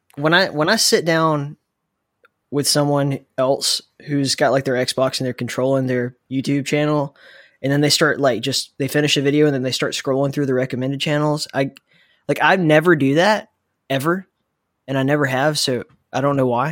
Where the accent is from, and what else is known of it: the South, United States